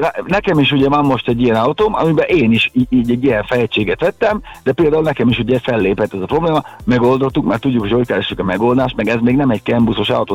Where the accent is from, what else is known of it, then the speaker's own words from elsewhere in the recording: Hungary; mi magyarok vagyunk